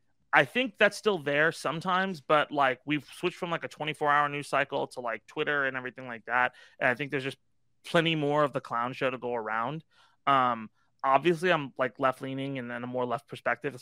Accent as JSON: {"language": "English", "town": "Irvine", "region": "California", "country": "United States", "tie": "born or raised there", "said": "I grew up in Irvine"}